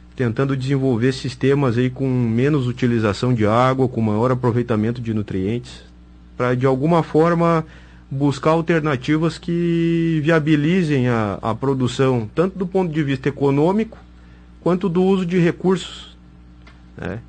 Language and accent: Portuguese; Cachoeira do Sul, Rio Grande do Sul, Brazil; Eu sou de Cachoeira do Sul